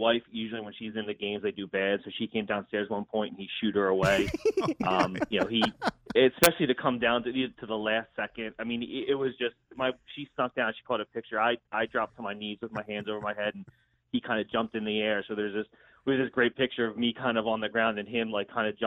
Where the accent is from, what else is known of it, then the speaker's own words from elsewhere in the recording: New Jersey, United States; moved away as an adult; also born or lived in Philadelphia; now in New Hampshire, United States; I grew up in South Jersey, went to Temple, like lifelong Philadelphia, but now I live in New Hampshire